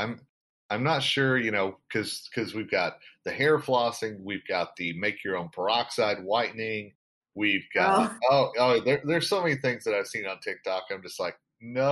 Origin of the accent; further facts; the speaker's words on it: Denver, Colorado, United States; my hometown of Denver